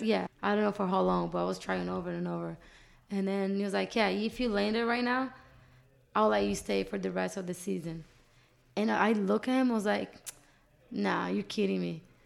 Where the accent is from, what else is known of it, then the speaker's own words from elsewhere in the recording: Brazil; English is a second language; moved away as an adult; now in Los Angeles, United States; My whole family is still back in Brazil